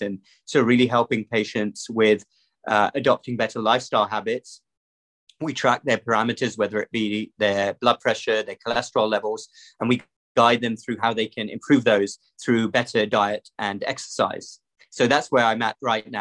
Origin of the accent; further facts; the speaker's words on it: London, United Kingdom; moved away as an adult; also born or lived in Cardiff; now in United States; So I grew up in the UK across the pond. I was born in London, grew up over there, went to high school in a town right outside the city.